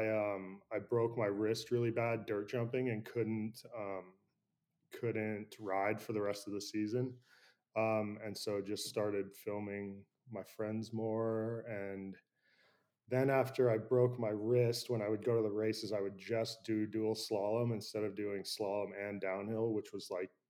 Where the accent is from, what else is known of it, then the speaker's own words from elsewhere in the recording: San Francisco, California, United States; I grew up in San Francisco, I grew up right next to the Presidio National Park